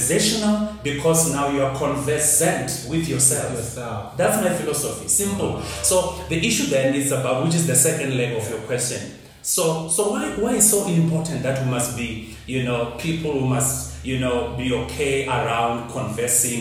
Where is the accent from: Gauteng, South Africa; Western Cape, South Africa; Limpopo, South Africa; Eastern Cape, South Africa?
Limpopo, South Africa; I grew up in Limpopo, in the village